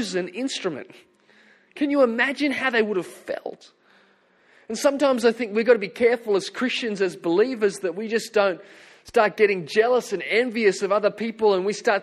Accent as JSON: {"language": "English", "area": "Hunter Valley", "region": "New South Wales", "country": "Australia", "tie": "born or raised there", "said": "I grew up in the Hunter Valley"}